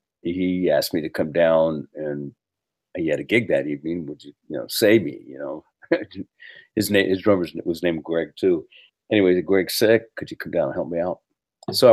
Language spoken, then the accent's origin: English; San Francisco, California, United States; also born or lived in New York / Los Angeles; I was born and raised here in San Francisco proper